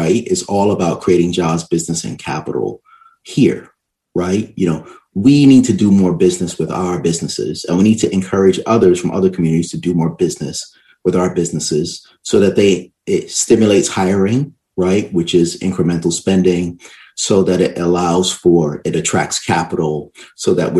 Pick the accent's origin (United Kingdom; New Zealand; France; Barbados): Barbados; also born or lived in New York City, United States; I'm originally from Barbados, right? And I went to school, public school system in New York City, you know, elementary school. And after that, I actually went back to Barbados and stayed there.